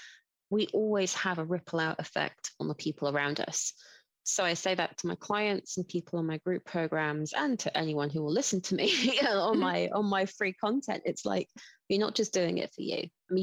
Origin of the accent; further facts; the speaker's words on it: London, United Kingdom; accent: British; now in Brighton, United Kingdom; And I live here, but I come from London originally